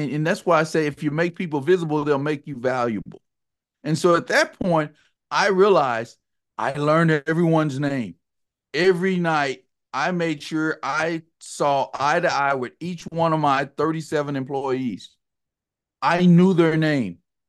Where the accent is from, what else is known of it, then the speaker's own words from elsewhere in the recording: Texas, United States; I'm actually a Texan, born and raised in the Dallas-Fort Worth area. I worked on my accent to get rid of some of the y'alls and the howdies and those things.